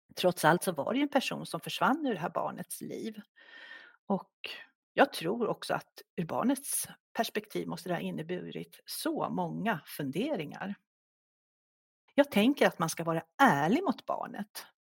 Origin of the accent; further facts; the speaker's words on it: Stockholm, Stockholm County, Sweden; moved away as an adult; now in Järvsö, Sweden; Vi kommer ursprungligen från Stockholm, men vi ledsnade i början på 90-talet på stressen i Stockholm, så vi drog faktiskt norröver och bor sedan 30 år tillbaka i Järvsö.